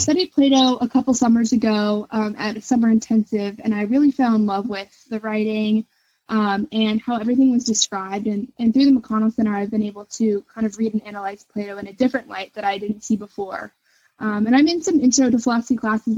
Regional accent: Northern Kentucky, United States; growing up in Northern Kentucky

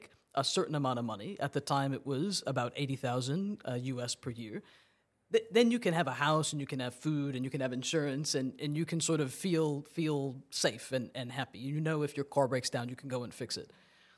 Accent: Massachusetts, United States; born there; So I was born in Massachusetts. I went to school in New York and then went to law school in Tennessee.

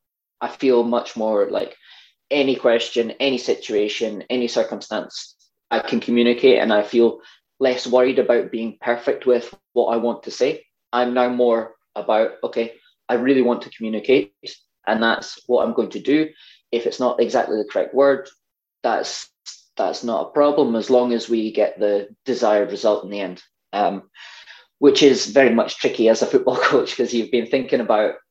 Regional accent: Scotland, United Kingdom; accent: Scottish; my Scottish accent

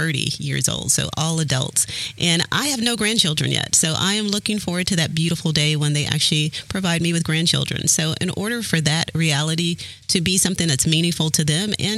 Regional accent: Texas, United States; So I grew up in Texas. I'm a fourth generation Texan

